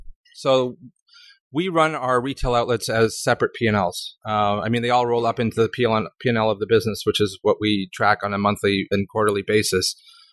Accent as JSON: {"language": "English", "country": "Canada", "said": "So being a Canadian is never factored into any of my investment decisions."}